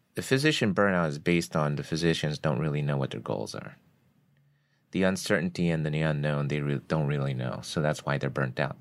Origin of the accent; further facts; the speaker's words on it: New Jersey, United States; I grew up in North Jersey